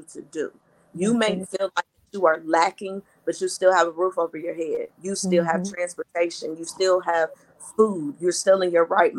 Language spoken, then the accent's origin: English; Madison, Mississippi, United States; now in Michigan, United States; I was raised in Madison, Mississippi, outside of Jackson, Mississippi